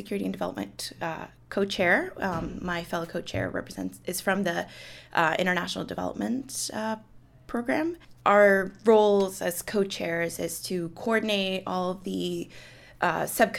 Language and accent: English; Colombia; moved away; I'm originally from Colombia